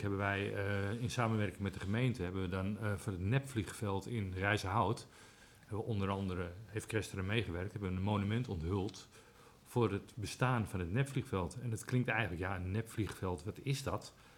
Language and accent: Dutch; Amsterdam, North Holland, Netherlands; now in Aalsmeer, Netherlands; Ik kom zelf uit Amsterdam